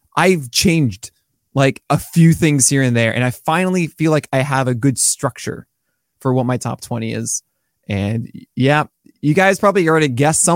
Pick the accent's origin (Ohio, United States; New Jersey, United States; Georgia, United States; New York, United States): New York, United States; I'm born and raised in New York